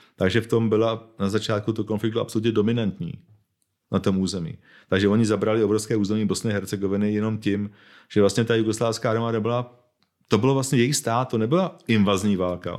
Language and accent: Czech; Bohemia, Czechia; já jsem Čech, narodil jsem se v Čechách